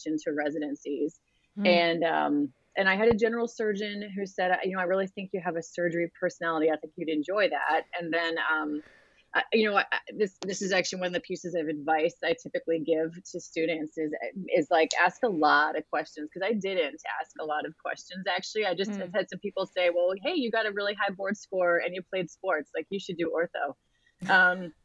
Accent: Delaware, United States; moved away as an adult; I grew up in Delaware

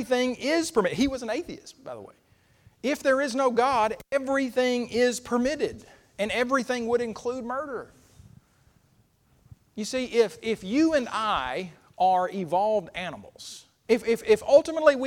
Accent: Oklahoma, United States; moved away as an adult; now in Alabama, United States; I grew up in Oklahoma.

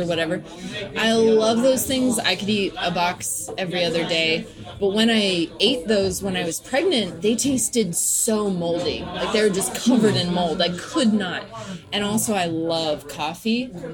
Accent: Nashville, Tennessee, United States; I was raised in Nashville, Tennessee

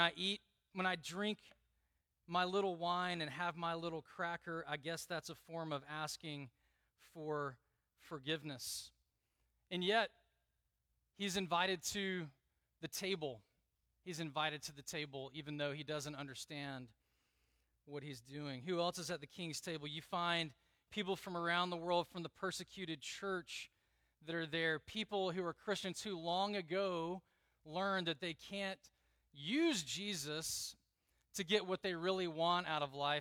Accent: Southeast, United States; moved away as an adult; I grew up in the Southeast

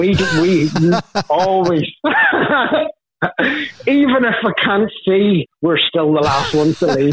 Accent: Carrickfergus, Northern Ireland, United Kingdom; also born or lived in Belfast; I'm Carrick Fergus, County Antrim, so probably 10 miles from Belfast.

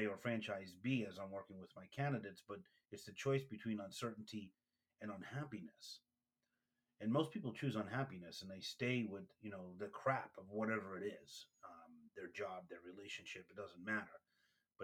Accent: New York City, New York, United States; I'm from Brooklyn

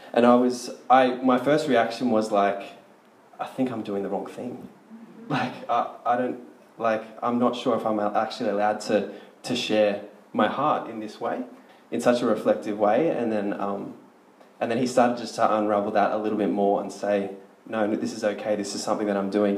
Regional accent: Sydney, New South Wales, Australia; I'm from Sydney

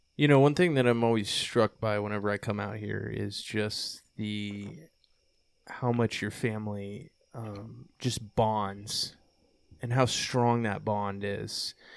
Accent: Texas, United States; I came from Texas

